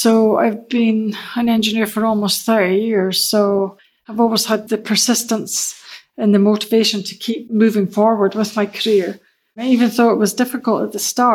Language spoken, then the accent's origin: English; Aberdeen, Scotland, United Kingdom; moved away as an adult; now in Denmark; I was born and raised in Aberdeen.